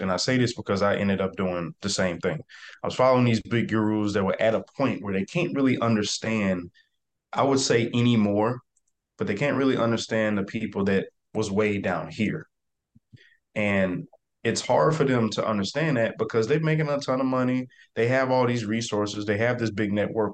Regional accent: South Mississippi, United States; I am from South Mississippi, small town. Uh, the neighborhood is called Catahoula, so nobody knows what that is. So, I typically just tell everybody I'm from Biloxi, Gulfport, Mississippi area.

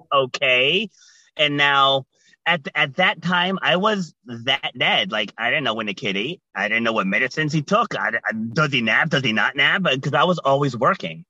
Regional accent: Rhode Island, United States; also born or lived in New York City; I was born in New York City, but I was raised in Rhode Island.

